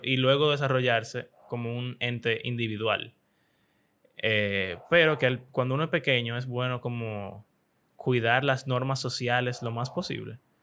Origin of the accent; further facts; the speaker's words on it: Dominican Republic; Eso es como, como un dominicano cualquiera